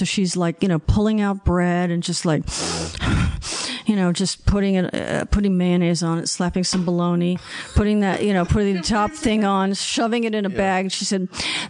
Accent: Los Angeles, California, United States; also born or lived in Beverly Hills; I grew up in Westwood. And then when my brother and I were 11, our family took us to Beverly Hills.

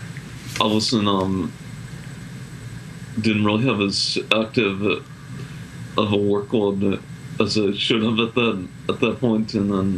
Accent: Billerica, Massachusetts, United States; I'm from Billerica, Massachusetts

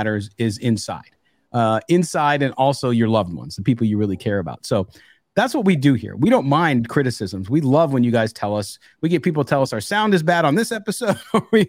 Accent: San Diego, California, United States; I grew up in San Diego

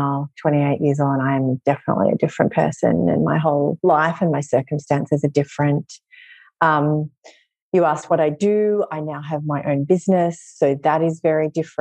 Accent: Australia; moved away as an adult; now in New York City, United States; I'm originally from Australia, but I've lived here in New York City for just over a decade

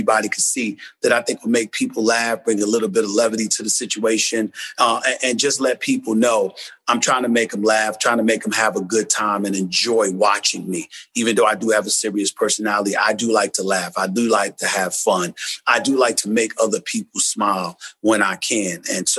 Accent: Queens, New York, United States; also born or lived in Winston-Salem, United States; I'm from Hollis, Queens, man, New York City. And I went to an HBCU, Winston-Salem State. I grew up in the streets of New York City.

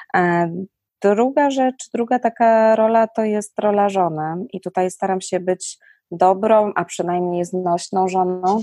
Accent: Silesian Voivodeship, Poland; u nas na Śląsku

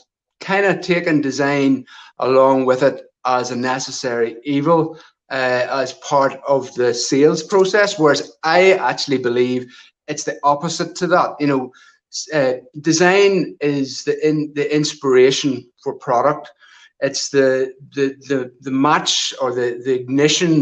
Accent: near Armagh, Northern Ireland, United Kingdom; I grew up in a rural location just on the north side of the border, close to the southern border into the Republic of Ireland, in a wee place called Katy, which is just outside Armagh

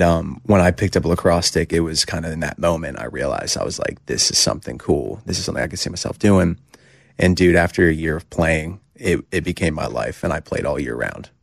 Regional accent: Hershey, Pennsylvania, United States; I grew up going to, uh, Hershey Bears games 'cause I'm from Hershey

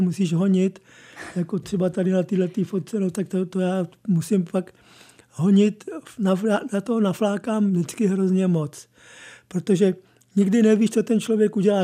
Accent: Prague, Czechia; now in České Budějovice, Czechia; já jsem, jsem původem Pražák

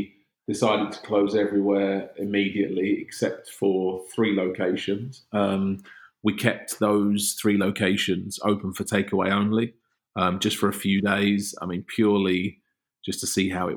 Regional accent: London, United Kingdom; as a Londoner

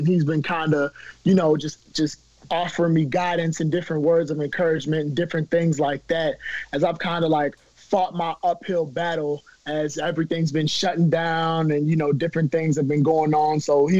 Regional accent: Maryland, United States; moved away as an adult; I'm from Maryland, you know, so we're getting inches of snow

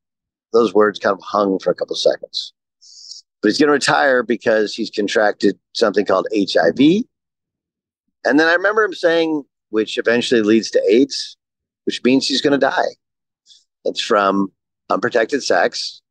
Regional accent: California, United States; I grew up in Southern California. My family moved there in 1981.

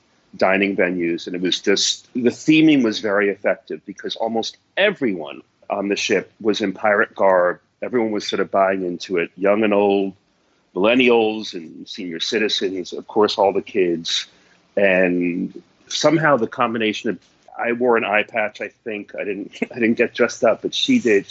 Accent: New York City, New York, United States; I'm a New Yorker

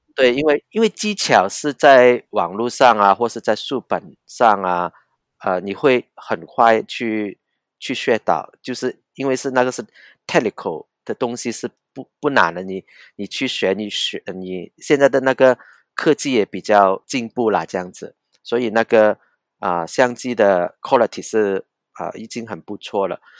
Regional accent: Hong Kong; Chinese is a second language; 我是，呃，在香港。我是在香港成长的人

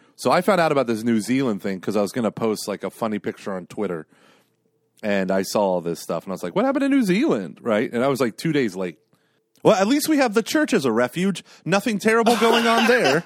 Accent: Broken Arrow, Oklahoma, United States; I was a little kid growing up in Broken Arrow, Oklahoma.

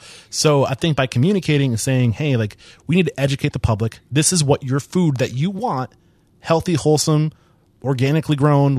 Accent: New Hampshire, United States; from East Bumfuck, New Hampshire

